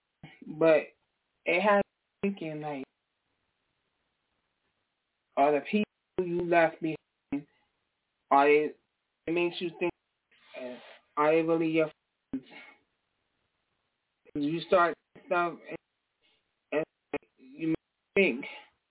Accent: New York, United States; moved away as an adult; now in New Jersey, United States; I'm from New York. I'm not from Jersey. I'm originally from New York

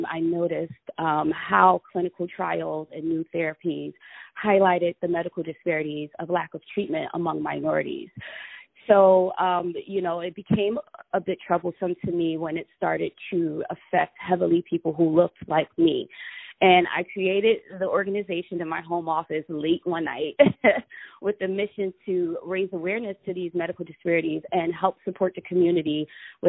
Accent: North New Jersey, United States; moved away as an adult; now in Los Angeles, United States; I'm originally from North New Jersey, born and raised

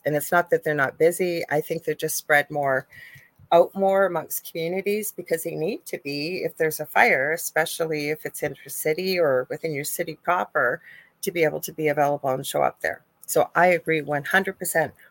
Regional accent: Canada; I'm Canadian

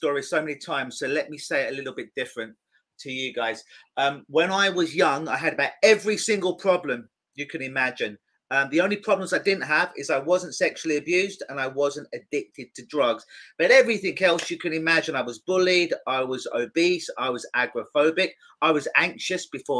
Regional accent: London, United Kingdom; now in Toronto, Canada; I'm in Toronto now. I'm from London.

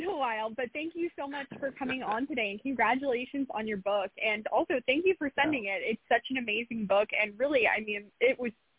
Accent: California, United States; as a Californian, it's exciting.

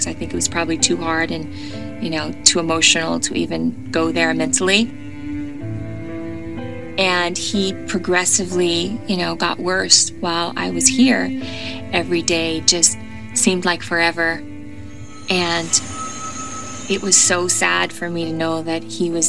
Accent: the South, United States; I am from the South.

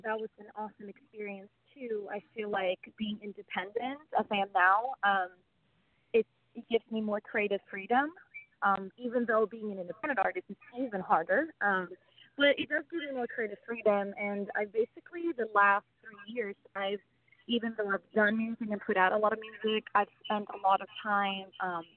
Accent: Sweden; moved away as an adult; now in Los Angeles, United States; I was born and raised in Sweden

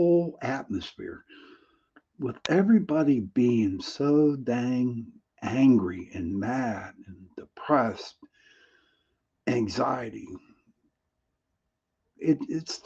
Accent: Pittsburgh, Pennsylvania, United States; I am from Pittsburgh, Pennsylvania. I was the founder of the Pittsburgh Paranormal Society here in Pittsburgh.

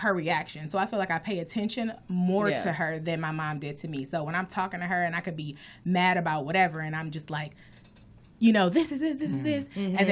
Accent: Inglewood, California, United States; I'm originally from Inglewood, California

